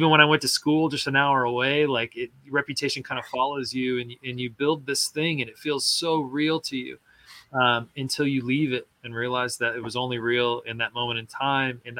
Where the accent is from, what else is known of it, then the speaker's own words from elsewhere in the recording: Midwest, United States; I grew up in Middle America where we you know held held aloft.